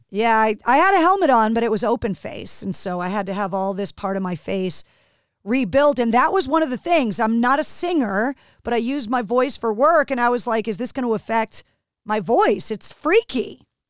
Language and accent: English; New England, United States; growing up in New England, I'm very spoiled